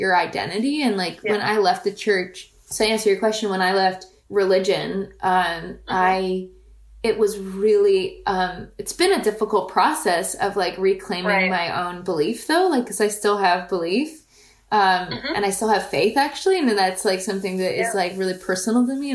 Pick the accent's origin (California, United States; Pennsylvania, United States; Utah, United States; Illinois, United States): Pennsylvania, United States; rural; also born or lived in Staten Island, New York; we moved when I was a kid to rural Pennsylvania